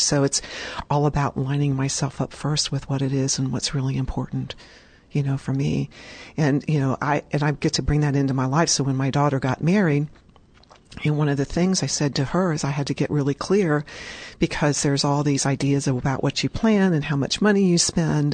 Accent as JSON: {"language": "English", "town": "Richmond", "region": "Indiana", "country": "United States", "tie": "born or raised there", "said": "I was in first grade at St. Mary's School in Richmond, Indiana"}